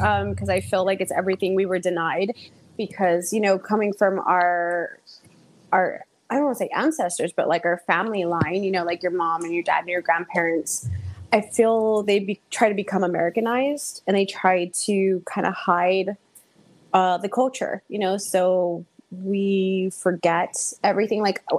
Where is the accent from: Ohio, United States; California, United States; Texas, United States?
Texas, United States; San Antonio; I'm born and raised in San Antonio, Texas.